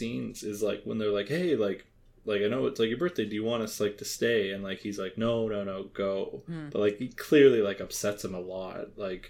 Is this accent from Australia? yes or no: no; Canada; We're Canadian.